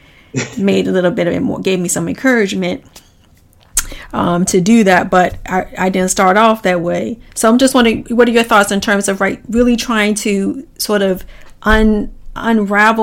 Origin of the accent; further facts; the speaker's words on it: Washington, District of Columbia, United States; I grew up in Washington, D.C., so back in the 70s